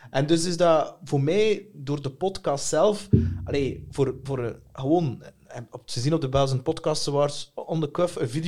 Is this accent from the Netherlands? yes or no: no; Bruges, Flanders, Belgium; Ja. Oorspronkelijk van Brugse.